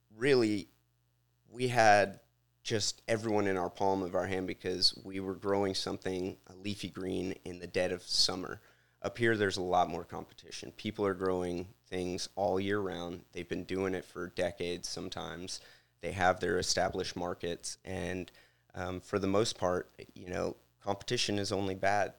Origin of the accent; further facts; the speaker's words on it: Houston, Texas, United States; moved away as an adult; also born or lived in Louisiana; now in Bucks County, United States; I'm from Texas, but, uh, as my last name implies, I'm Cajun as well